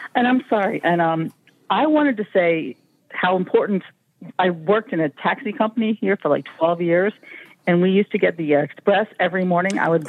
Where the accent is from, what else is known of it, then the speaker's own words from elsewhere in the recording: Pennsylvania, United States; now in Arlington, Virginia, United States; I grew up in Pennsylvania in a small town